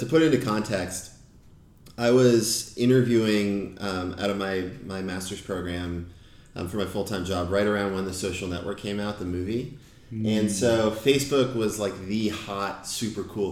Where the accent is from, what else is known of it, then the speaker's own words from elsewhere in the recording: north of Boston, Massachusetts, United States; moved away as an adult; also born or lived in upstate New York; Grew up north of Boston